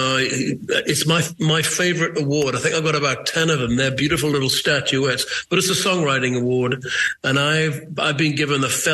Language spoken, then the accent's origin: English; Newcastle upon Tyne, North East England, United Kingdom; I'm from Newcastle